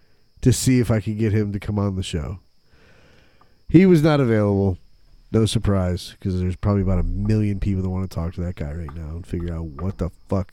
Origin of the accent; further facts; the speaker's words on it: Michigan, United States; now in Florida, United States; I'm from Michigan.